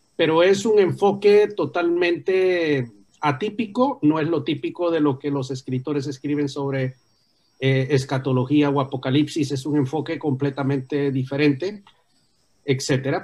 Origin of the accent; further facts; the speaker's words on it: Tegucigalpa, Francisco Morazán, Honduras; yo nací en Teusigalpa, pero mis raíces están en Santa Bárbara